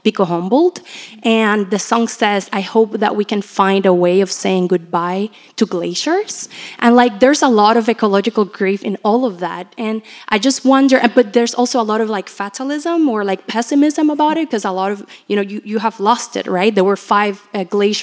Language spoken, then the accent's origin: English; Puerto Rico; moved away; I'm from Puerto Rico, so a lot of my family and friends survived Hurricane Maria in 2017.